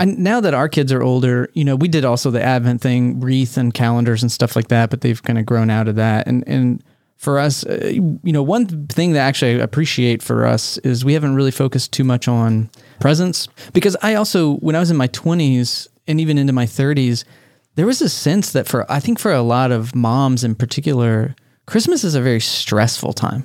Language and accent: English; Texas, United States; I grew up in Texas.